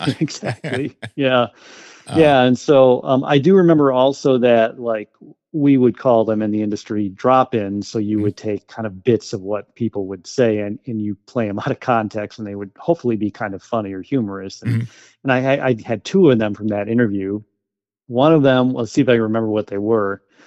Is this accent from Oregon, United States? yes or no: no; Wausau, Wisconsin, United States; also born or lived in West Bend, Wisconsin / Door County, Wisconsin; went back to my hometown in Wausau